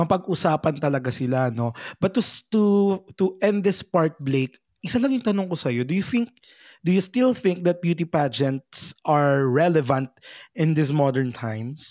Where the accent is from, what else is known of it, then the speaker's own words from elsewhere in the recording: Quezon province, Calabarzon, Philippines; also born or lived in Manila; sa Quezon province po at saka sa Manila.